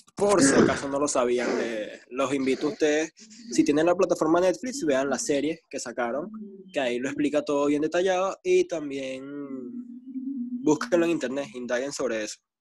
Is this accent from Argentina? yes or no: no; Venezuela; los venezolanos, somos de Venezuela